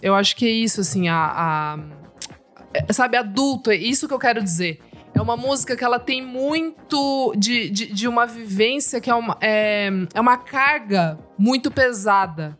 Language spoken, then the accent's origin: Portuguese; Sorocaba, São Paulo, Brazil; Eu sou de Sorocaba também, crescendo também rodeio